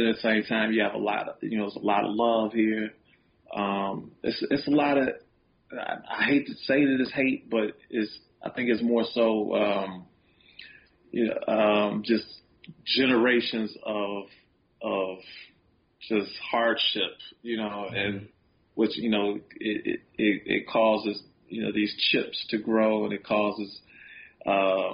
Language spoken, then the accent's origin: English; Chicago, Illinois, United States; Chicago was everything. You know, it's definitely who I am. You know, the way I talk, walk. You know, my accent